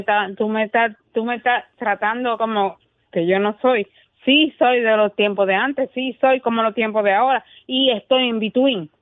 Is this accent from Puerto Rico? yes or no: yes; Puerto Rico; yo soy bien boricua